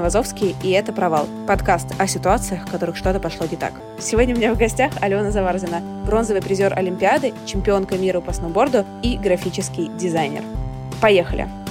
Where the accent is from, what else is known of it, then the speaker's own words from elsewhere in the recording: Russia; я сама из России